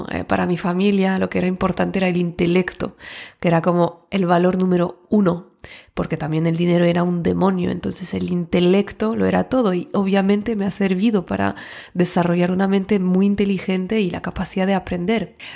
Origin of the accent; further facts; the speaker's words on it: France; also born or lived in Barcelona, Spain / Switzerland / Mexico; yo vengo de Francia, antes de Barcelona vivía, eh, he vivido un poco en Suiza y luego antes en México por temas de trabajo